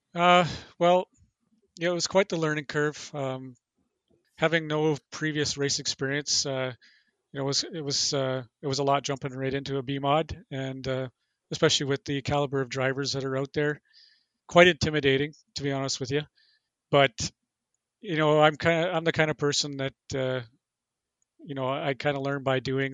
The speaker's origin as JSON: {"language": "English", "town": "Thunder Bay", "region": "Ontario", "country": "Canada", "tie": "born or raised there", "said": "I'm originally from Thunder Bay."}